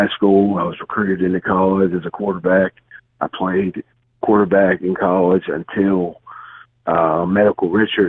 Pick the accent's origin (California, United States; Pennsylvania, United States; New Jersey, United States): New Jersey, United States; Bayville; I'm actually from Bayville, New Jersey